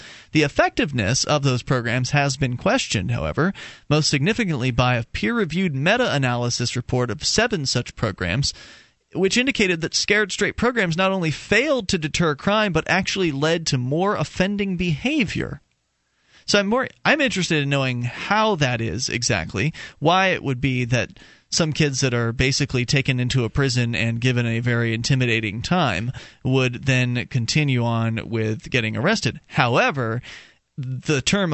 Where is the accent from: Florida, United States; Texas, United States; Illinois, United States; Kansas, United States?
Florida, United States; Sarasota; moved away; I'm originally from Sarasota, Florida